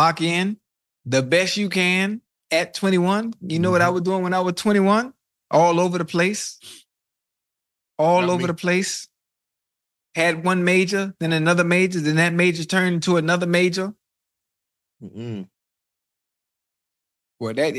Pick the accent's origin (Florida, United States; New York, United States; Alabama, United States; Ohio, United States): Florida, United States; Miami; I'm from Dade